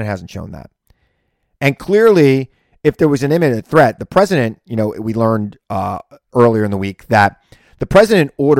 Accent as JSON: {"language": "English", "region": "New York", "country": "United States", "said": "I'm a New Yorker who worked in the U.S. Senate during 9/11"}